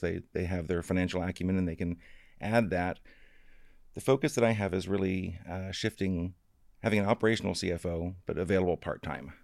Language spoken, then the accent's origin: English; Florida, United States; I came from Florida. Uh, my dad actually is an alligator trapper